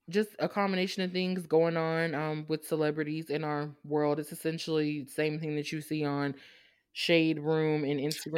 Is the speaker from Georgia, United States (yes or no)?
yes; Savannah, Georgia, United States; I'm from Savannah. Savannah State is right there. That was my whole childhood